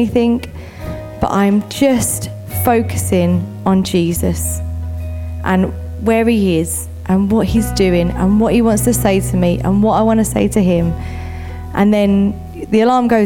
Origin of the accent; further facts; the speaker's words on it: United Kingdom; we're very British.